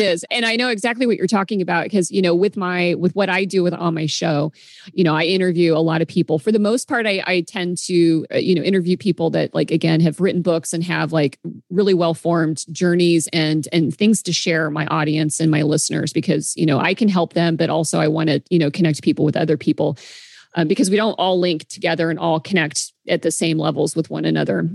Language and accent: English; the Midwest, Kansas, United States; moved away as an adult; now in Seattle, United States; I grew up in the Midwest